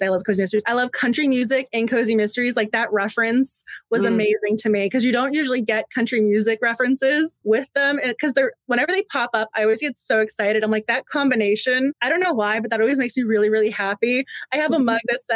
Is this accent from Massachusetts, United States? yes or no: yes; Massachusetts, United States; I'm from Massachusetts